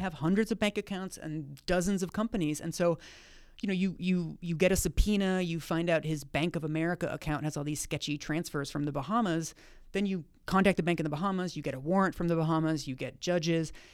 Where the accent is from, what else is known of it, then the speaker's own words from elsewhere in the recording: Seattle, Washington, United States; I'm from Seattle